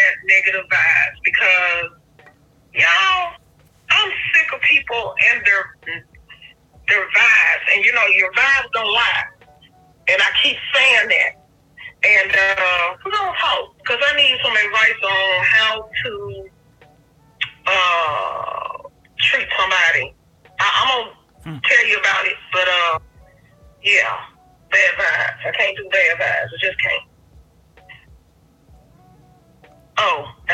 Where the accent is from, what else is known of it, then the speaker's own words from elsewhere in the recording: Memphis, Tennessee, United States; I'm from Memphis